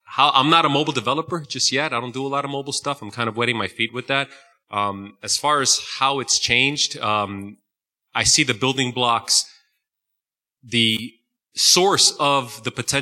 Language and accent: English; New Jersey, United States; I'm from Jersey